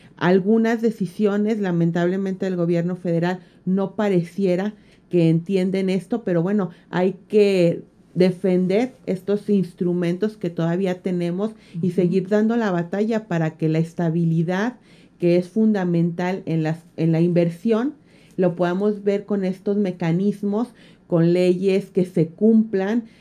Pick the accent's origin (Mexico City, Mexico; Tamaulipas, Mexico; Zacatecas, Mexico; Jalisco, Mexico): Jalisco, Mexico; moved away as an adult; a mí me gusta regresar tanto a mi tierra